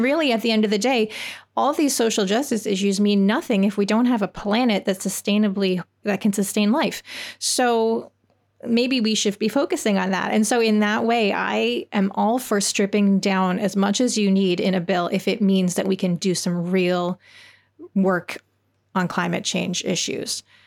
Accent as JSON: {"language": "English", "country": "Canada", "tie": "born or raised there", "moved": "yes", "said": "as a Canadian who grew up and didn't learn about the American system of government"}